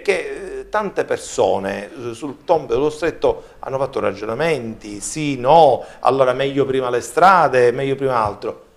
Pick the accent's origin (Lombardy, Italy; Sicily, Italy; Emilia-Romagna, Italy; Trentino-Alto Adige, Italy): Sicily, Italy; Palermo; da palermitano